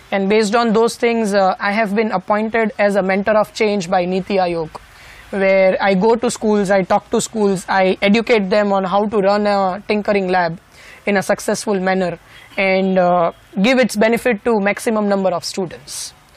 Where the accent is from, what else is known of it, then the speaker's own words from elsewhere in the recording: Rajkot, Gujarat, India; my hometown Rajkot